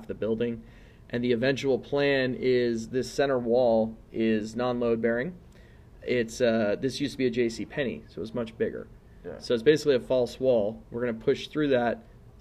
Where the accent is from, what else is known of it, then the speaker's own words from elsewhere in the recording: Riverside, California, United States; also born or lived in Torrance, California / Redondo Beach, California; Then I moved out to Riverside, California. Spent the rest of my childhood and adolescence there